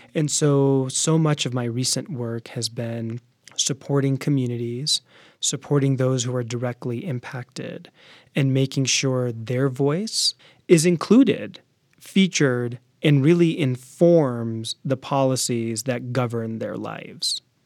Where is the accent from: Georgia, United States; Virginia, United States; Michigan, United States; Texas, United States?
Virginia, United States; D.C. area; I was born in Virginia. My parents are Sick Americans. I'm a Sick American, and I spent most of my life in Virginia in the D C area